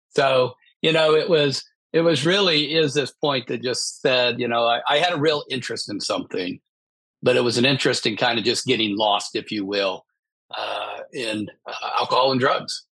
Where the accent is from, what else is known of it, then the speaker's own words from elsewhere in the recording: Midwest, United States; I grew up in the Midwest